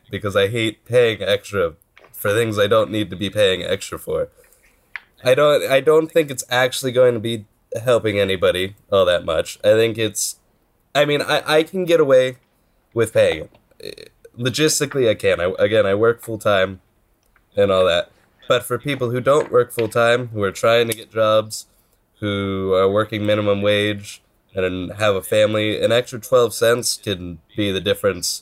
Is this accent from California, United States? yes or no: yes; Stockton, California, United States; My hometown. I love it. It's great. If anybody wants a wonderful town to visit, Stockton, California